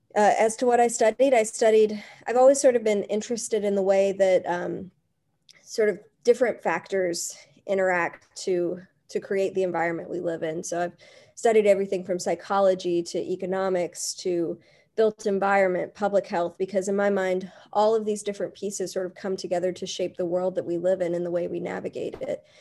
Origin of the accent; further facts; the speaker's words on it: Berea, Kentucky, United States; growing up in Berea